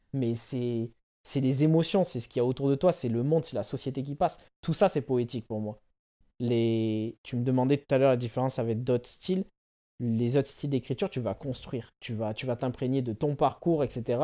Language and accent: French; Bordeaux, Nouvelle-Aquitaine, France; also born or lived in Paris; je suis bordelais et je fais la vie entre Bordeaux et Paris